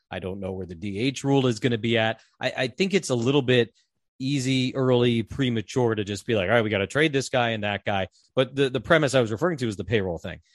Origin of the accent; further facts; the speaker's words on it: East Coast, United States; moved away as an adult; I grew up on the East Coast